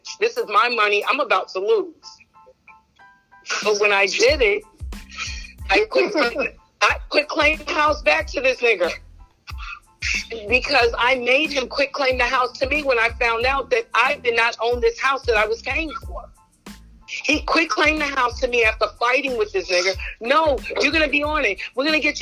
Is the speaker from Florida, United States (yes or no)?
no; New York, United States; now in Georgia, United States; I'm from New York